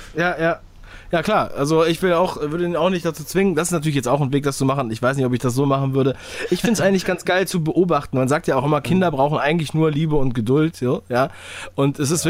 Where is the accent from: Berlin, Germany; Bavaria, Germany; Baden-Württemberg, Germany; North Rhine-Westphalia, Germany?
Berlin, Germany; ich komme aus, äh, aus Ostberlin